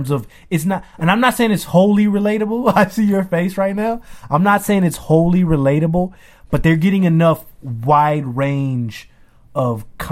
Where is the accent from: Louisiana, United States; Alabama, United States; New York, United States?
Louisiana, United States; Baton Rouge; I'm going to school, bro, in Baton Rouge growing up